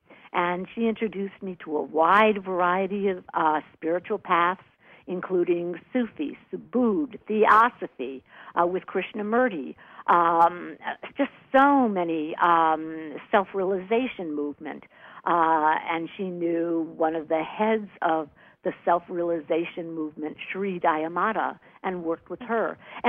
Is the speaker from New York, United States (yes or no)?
yes; New York, United States; born there; also born or lived in Washington, D.C. / Michigan / Wisconsin / Virginia; now in Los Angeles, United States; I moved from New York. I was born in New York, and I lived all over the country from Washington, D.C. to Ann Arbor, Michigan, to Detroit, Michigan, to Milwaukee, Wisconsin, Virginia, on and on and on to L.A., spent 20 years in L.A.